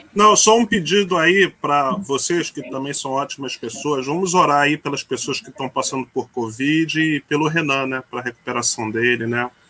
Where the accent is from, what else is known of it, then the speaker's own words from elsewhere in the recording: Rio de Janeiro, Brazil; also born or lived in São Paulo; Eu sou um carioca com alma mais paulista do que carioca